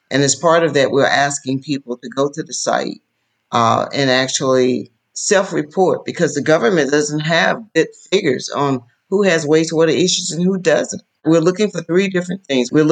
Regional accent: Wilcox County, Alabama, United States; I'm from Wilcox County, Alabama. I grew up poor. We didn't have a television in our house until I was 10 years of age.

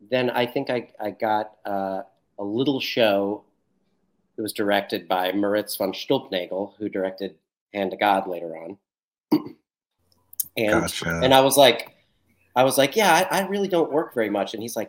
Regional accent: Columbus, Ohio, United States; moved away; I'm from Columbus, Ohio.

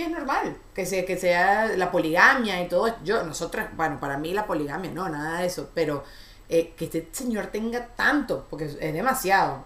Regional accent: Venezuela; en mi Venezuela

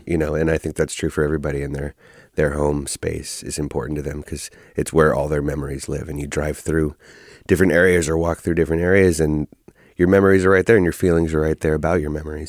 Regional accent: Oakland, California, United States; born and raised in Oakland

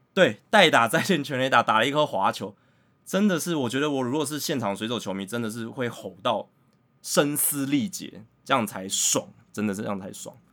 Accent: Taiwan; 那如果用我们台湾人比较知道的文化脉络来看的话

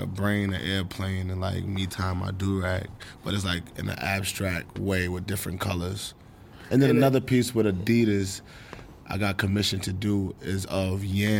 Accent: New York City, New York, United States; I love Harlem. Harlem is amazing. Harlem is a place of plenty of different colors.

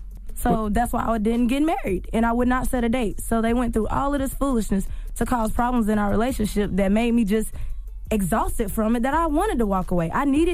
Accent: the South, United States; So, anyone who knows me knows that I'm from the South, and I come from a two-parent married family.

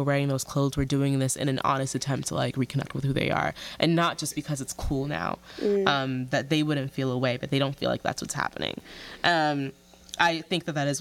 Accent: United States; born or raised there

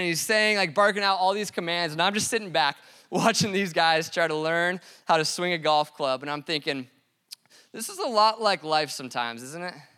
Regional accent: Colorado, United States; I grew up in Colorado

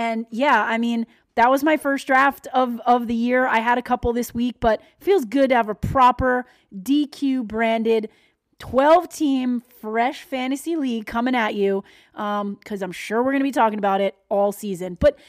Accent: Long Island, New York, United States; I'm from Long Island.

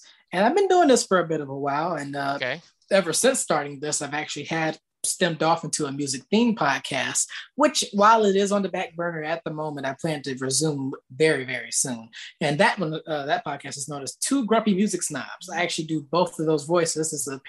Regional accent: the South, United States; Well, I live down here in the South and I've been raised down here all of my life, basically.

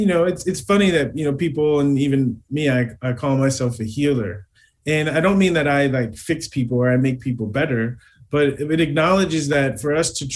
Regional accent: United States; I grew up in America as an African-American male

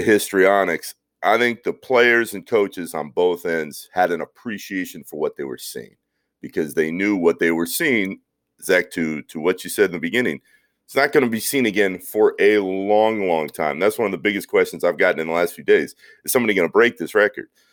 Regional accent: Orlando, Florida, United States; I grew up in Orlando, watching the Shaq and Penny magic

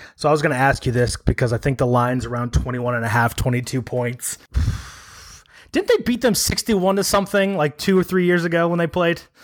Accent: Chicago, Illinois, United States; I'm a Chicagoan. We add extra S's and N's on things. I think half the city still calls Mitch Trubisky Trubinski, so it's not my fault. It's how I was raised.

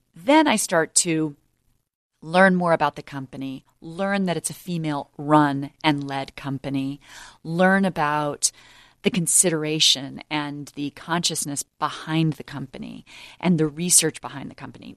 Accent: United States; as an American

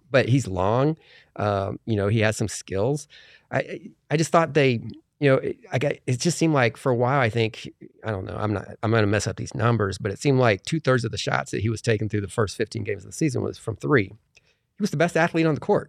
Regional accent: Indiana, United States; moved away; I'm from Indiana

